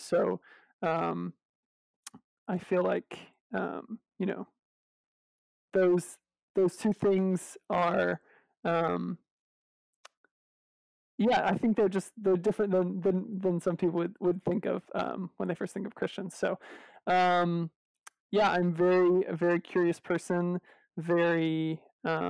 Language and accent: English; Tennessee, United States; I'm from Tennessee